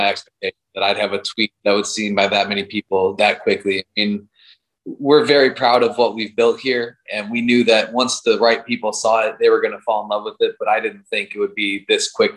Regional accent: Chicago, Illinois, United States; born and raised in Chicago

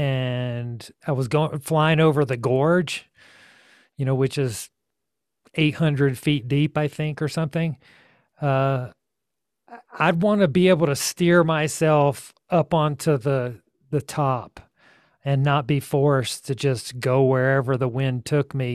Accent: Georgia, United States; now in Taos, United States; I'm from Georgia originally

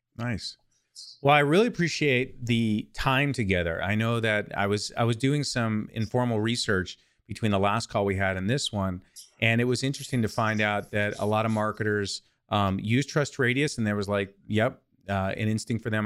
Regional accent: California, United States; I'm from California

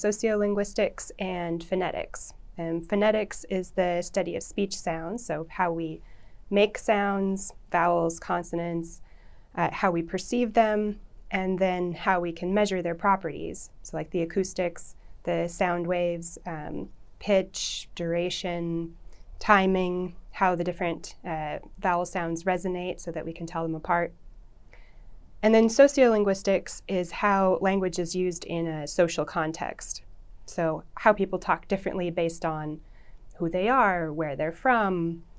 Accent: Idaho, United States; moved away as an adult; also born or lived in Connecticut / Washington; now in Oklahoma, United States; I'm from Idaho, and I was going to school in Idaho

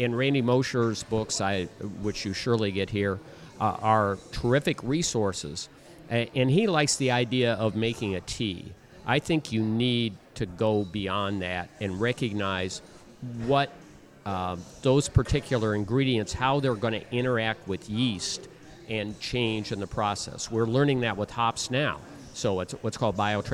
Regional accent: Midwest, United States; accent: Midwest; that's my Midwest accent

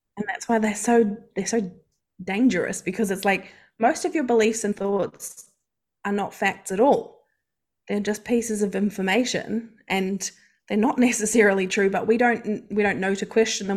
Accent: New Zealand; moved away as an adult; now in Australia; I am from New Zealand, if you can't hear the accent, and I've lived in Australia for over ten years

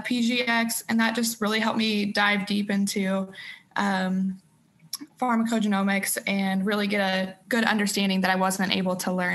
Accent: Kansas City, United States; now in St. Louis, United States; I'm from Kansas City. So I'm actually from about 3 hours away also.

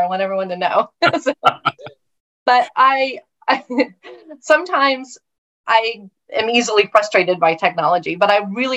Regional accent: Oklahoma, United States; moved away; I grew up with in Oklahoma, which is where I was raised

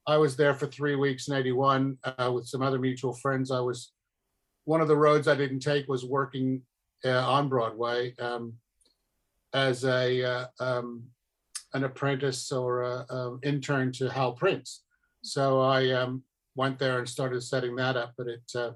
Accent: Australia; also born or lived in England; being an Australian.

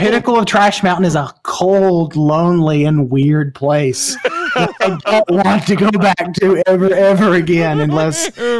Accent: the South, United States; I can say y'all because I'm from the South

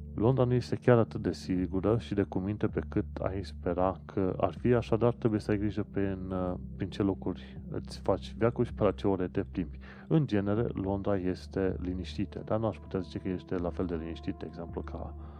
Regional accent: Sfântu Gheorghe, Covasna County, Romania; moved away as an adult; also born or lived in Brașov, Romania; now in London, United Kingdom; Eu mă numesc brașovean, de exemplu, dar de felul meu vin din Sfântul Gheorghe.

